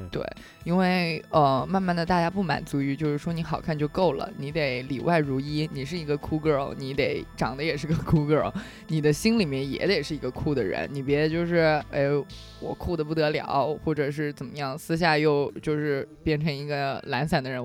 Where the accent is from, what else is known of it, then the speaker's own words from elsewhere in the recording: same hometown as Jia Ling, Hubei, China; moved away; 跟我的同乡，哎，我的，我们老家之光贾玲儿